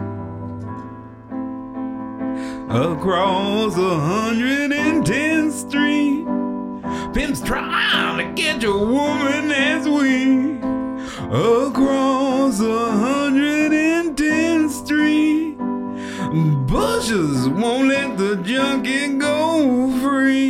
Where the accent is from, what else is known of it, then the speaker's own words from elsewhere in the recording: Chicago, Illinois, United States; moved away; also born or lived in Oregon; growing up in Chicago